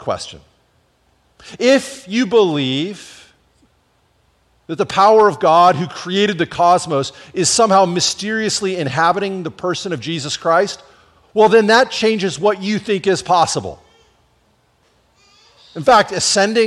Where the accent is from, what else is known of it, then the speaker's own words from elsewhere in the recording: Washington, United States; my home state of Washington